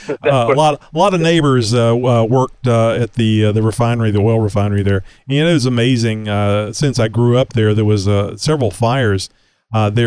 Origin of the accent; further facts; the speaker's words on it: Baytown, Texas, United States; I'm from Baytown.